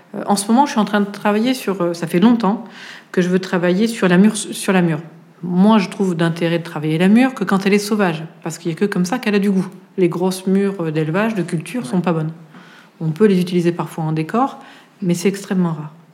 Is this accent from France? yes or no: yes; Auvergne-Rhône-Alpes, France; now in Paris, France; j'ai commencé par la cuisine en, Auvergne, puisque je suis auvergnate